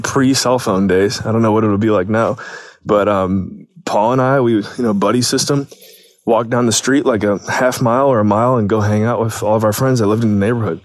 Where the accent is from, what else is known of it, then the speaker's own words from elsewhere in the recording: Painesville, Ohio, United States; growing up in Painesville, great, great experience